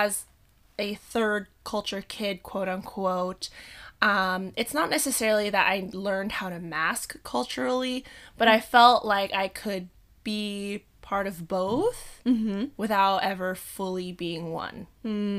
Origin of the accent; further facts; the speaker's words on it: Bay Area, California, United States; also born or lived in Zambales, Philippines / Daly City; we had immigrated from the Philippines when I was 2 years old. Growing up in the Bay Area